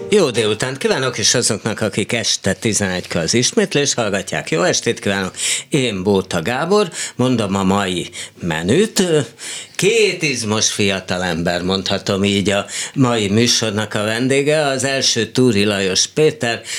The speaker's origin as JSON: {"language": "Hungarian", "town": "Esztergom", "region": "Komárom-Esztergom", "country": "Hungary", "tie": "born or raised there", "said": "Magyarországon születtem. Igen. Na, ha Esztergom Magyarországon van."}